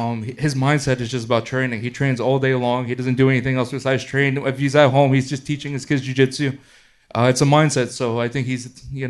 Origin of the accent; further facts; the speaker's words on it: East Coast, United States; I come from the East Coast